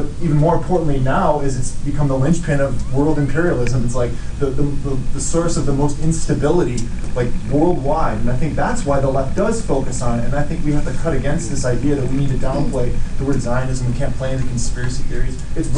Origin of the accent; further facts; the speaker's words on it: Rochester, New York, United States; from Rochester